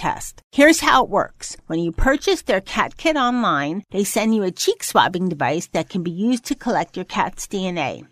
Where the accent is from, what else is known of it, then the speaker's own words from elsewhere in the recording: New York, United States; also born or lived in Los Angeles; I was born in New York